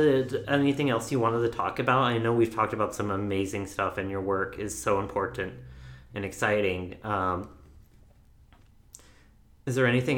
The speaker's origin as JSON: {"language": "English", "town": "Seattle", "region": "Washington", "country": "United States", "said": "I'm from Seattle"}